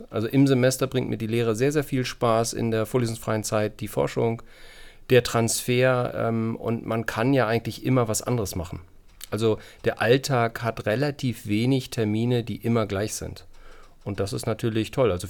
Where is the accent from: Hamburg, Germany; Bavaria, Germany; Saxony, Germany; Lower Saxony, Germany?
Hamburg, Germany; also born or lived in Kiel / Yorkshire; ich bin in Hamburg aufgewachsen, bin dann nach Kiel gekommen, äh, weil mir das Studium an der Uni Hamburg nicht so gefallen hat